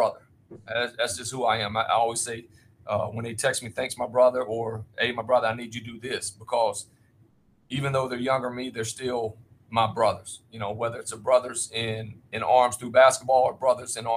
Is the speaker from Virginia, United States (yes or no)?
yes; Virginia, United States; I was from Virginia